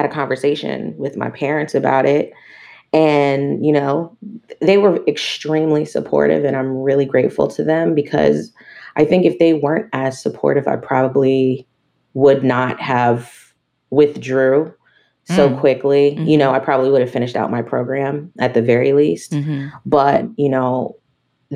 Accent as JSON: {"language": "English", "region": "Maryland", "country": "United States", "tie": "born or raised there", "also_born_or_lived": "New York", "moved": "as an adult", "lives_now": "Los Angeles, United States", "said": "I grew up in Maryland in the D.C. metropolitan area"}